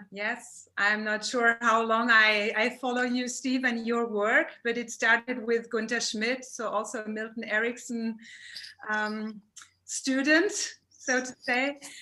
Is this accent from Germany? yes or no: yes; Germany; also born or lived in Freiburg; from uh, Germany. I'm living in southern Germany, Freiburg